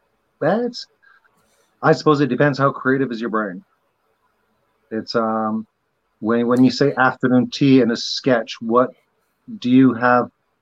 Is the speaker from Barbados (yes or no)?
yes; Barbados; I was raised in Barbados in their education system, which is kind of like England's education system 60 years ago.